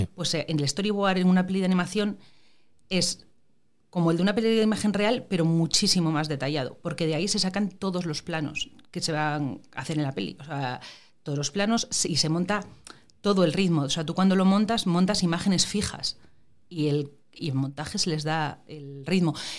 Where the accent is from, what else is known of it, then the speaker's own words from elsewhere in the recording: Gijón, Asturias, Spain; moved away as an adult; also born or lived in La Riera, Asturias / Madrid; mi familia materna es de Gijón. Yo fui al cual en Gijón y eso, pero yo todos los fines de semana, puentes, vacaciones y tal, iba para la Riera. Y es curioso porque todos los recuerdos que tengo de pequeña, la mayor parte de ellos son de la Riera